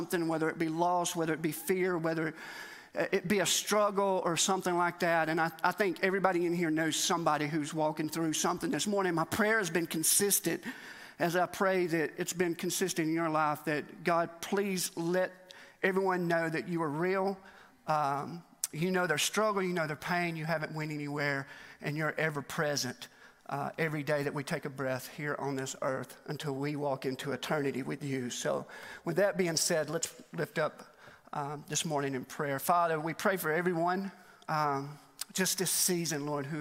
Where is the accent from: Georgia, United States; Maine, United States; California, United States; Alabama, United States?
Alabama, United States; now in Mt. Juliet, United States; I am from Alabama